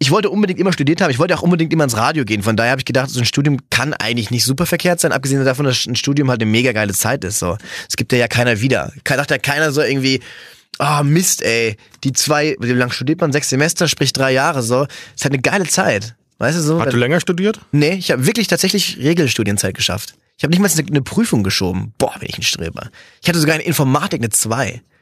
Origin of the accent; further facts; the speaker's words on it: Cologne, North Rhine-Westphalia, Germany; Ja, ich bin ja, ich bin ja Kölner